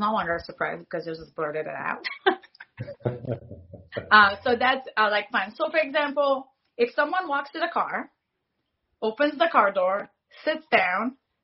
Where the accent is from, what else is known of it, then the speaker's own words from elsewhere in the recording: Morocco; I'm from Morocco